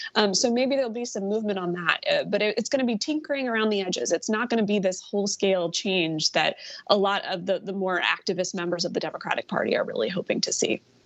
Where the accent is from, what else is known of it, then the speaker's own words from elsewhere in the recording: Virginia, United States; now in Georgia, United States; my home state of Virginia